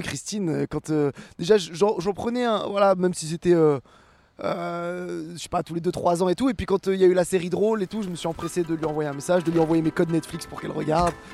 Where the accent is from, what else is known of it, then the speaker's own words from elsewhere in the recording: Rouen, Normandy, France; moved away as an adult; now in Paris, France; j'ai grandi à Rouen